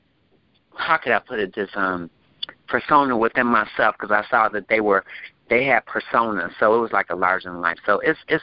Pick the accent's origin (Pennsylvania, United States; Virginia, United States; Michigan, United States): Michigan, United States; Detroit; growing up and having my experience out in Southwest Detroit, I'm from Southwest Detroit in the Downriver area